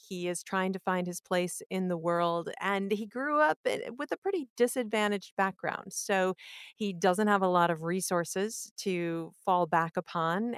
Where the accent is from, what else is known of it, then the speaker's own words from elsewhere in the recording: Iowa, United States; I grew up in Iowa and I couldn't wait to leave, and then when I left, I was pretty eager to get back, and I'm very happy that I came back